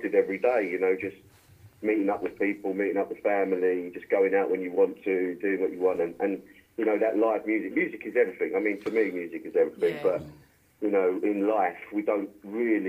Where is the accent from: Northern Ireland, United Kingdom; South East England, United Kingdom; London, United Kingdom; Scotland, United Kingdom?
London, United Kingdom; now in Los Angeles, United States; I was in originally from London and in Camden Town and had a band